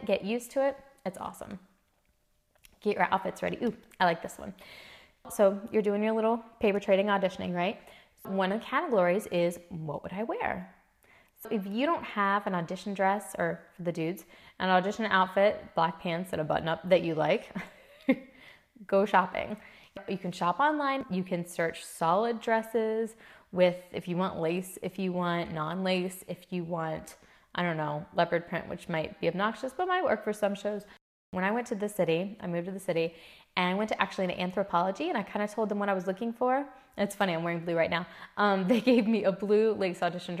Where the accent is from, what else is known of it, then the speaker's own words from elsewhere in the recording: Midwest, United States; I'm from the Midwest